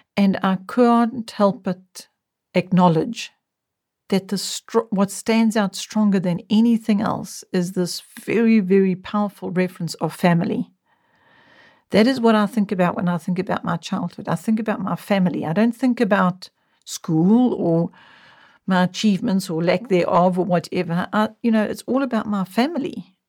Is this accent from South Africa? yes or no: yes; South Africa; television only came into our country when I was in my young adult years.